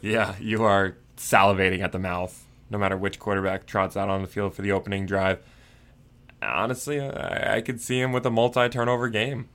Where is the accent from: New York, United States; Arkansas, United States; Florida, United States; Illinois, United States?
New York, United States; Port Washington; I grew up on Long Island in New York